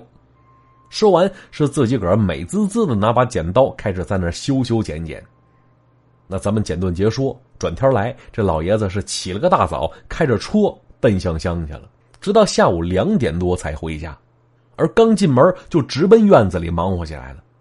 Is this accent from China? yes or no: yes; Northeast China, China; accent: Northeastern; 这叫秧子呀，是咱东北话